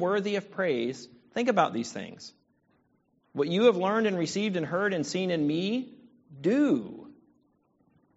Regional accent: Virginia, United States; now in Southern California, United States; I am from Virginia. I live in California, but I am from Virginia. I'm a proud Virginia

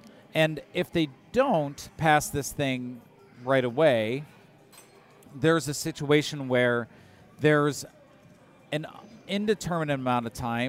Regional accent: Detroit, Michigan, United States; moved away; also born or lived in Indiana; growing up in Detroit, the cardinal of our archdiocese in Detroit

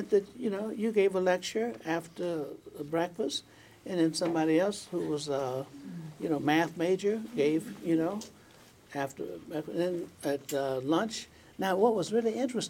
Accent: Tampa, Florida, United States; I grew up in Tampa, Florida

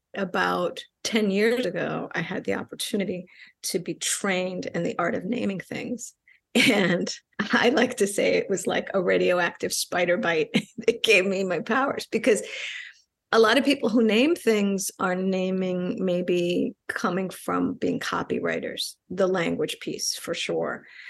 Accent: New York, United States; first language Spanish; English is a second language; I'm Puerto Rican, I grew up in New York.

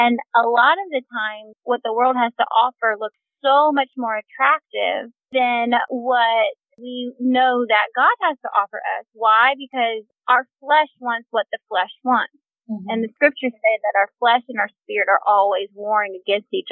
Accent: Charlotte, North Carolina, United States; I am from Charlotte, North Carolina

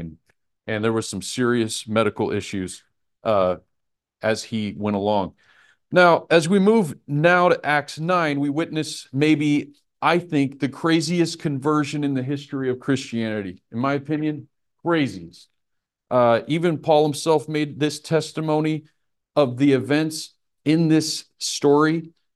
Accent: Nebraska, United States; I'm from Nebraska

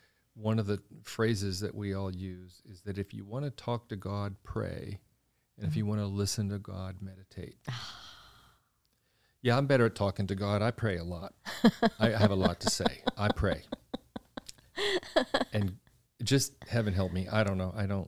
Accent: Washington, United States; I come from Washington. This is expensive.

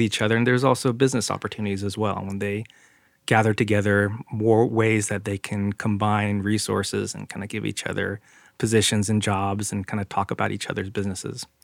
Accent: San Jose, California, United States; now in Oregon, United States; We grew up in San Jose.

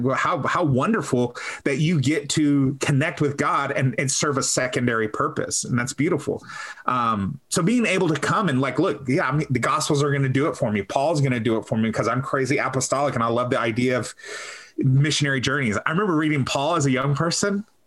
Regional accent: Texas, United States; I'm a Texan

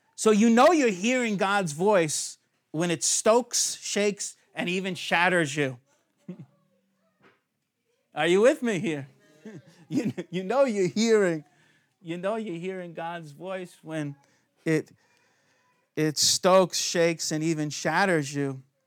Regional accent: United States; moved away; I'm the alien from America

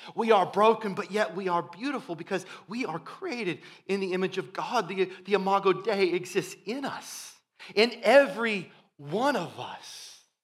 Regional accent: Iowa, United States; growing up in Iowa, we would occasionally have, uh, B fifty twos flying overhead

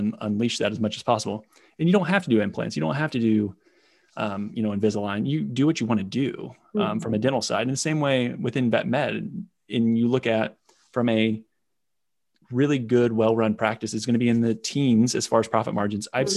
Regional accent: Indiana, United States; born and raised in Indiana, farming family

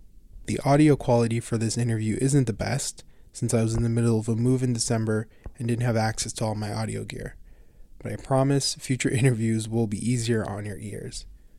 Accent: Edmonton, Alberta, Canada; Years ago, growing up in Edmonton, I worked a few summer jobs downtown

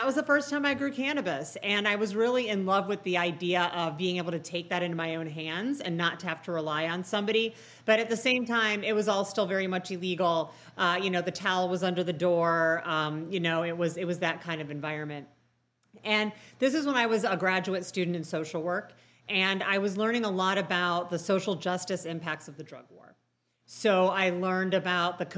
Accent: Chicago, Illinois, United States; moved away; I'm originally from Chicago

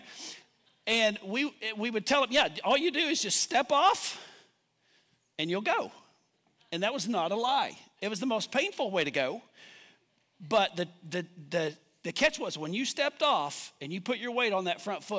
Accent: Duncan, Oklahoma, United States; when I was growing up in Duncan, northeast of Duncan

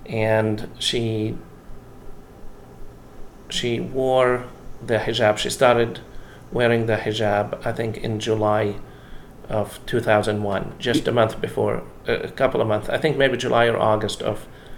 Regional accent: Jerusalem, Jerusalem District, Israel; I grew up in Jerusalem, and pilgrims from Cyprus would walk around dressed in black

